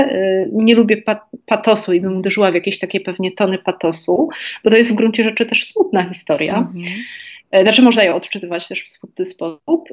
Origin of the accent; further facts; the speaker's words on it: Kraków, Lesser Poland, Poland; będąc krakowianką i żyjąc w tym mieście przez wiele lat